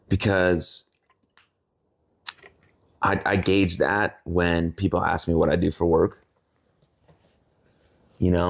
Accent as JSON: {"language": "English", "town": "Plano", "region": "Texas", "country": "United States", "tie": "born or raised there", "also_born_or_lived": "California", "said": "But I could say I'm from Plano, and I grew up with my mom and dad and my sister, and we moved here. Um, went from California because we wanted to be around more Jewish people"}